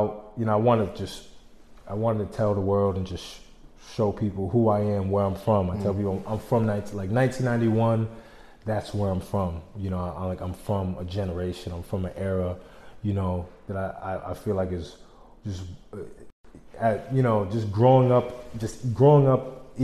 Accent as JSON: {"language": "English", "town": "Albany", "region": "New York", "country": "United States", "said": "I'm from Albany"}